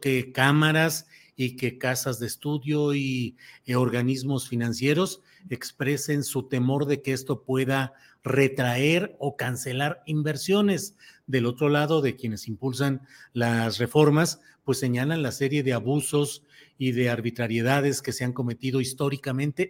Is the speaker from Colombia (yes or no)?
no; Mexico; en nuestro país